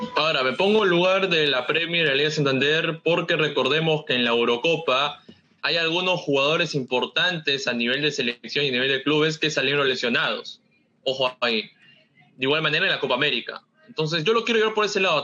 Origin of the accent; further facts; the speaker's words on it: Peru; a nosotros como peruanos